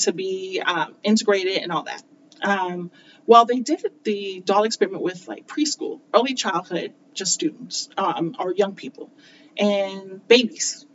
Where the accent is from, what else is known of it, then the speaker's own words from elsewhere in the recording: United States; accent: North American; also born or lived in South Korea; having that blue passport, having this North American accent.